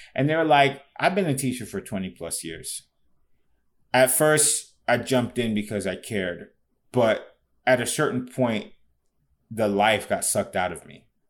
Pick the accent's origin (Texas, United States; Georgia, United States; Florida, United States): Florida, United States; Fort Lauderdale; moved away; when I grew up in Fort Lauderdale